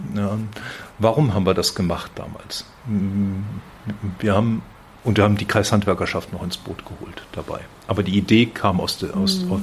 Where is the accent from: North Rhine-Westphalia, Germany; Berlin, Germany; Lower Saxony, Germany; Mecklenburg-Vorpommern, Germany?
North Rhine-Westphalia, Germany; Werl; accent: Westphalian; moved away as an adult; also born or lived in Bielefeld / Frankfurt; now in Fulda, Germany; Ich bin gebürtiger Westfale, mhm. werde das nie ganz ablegen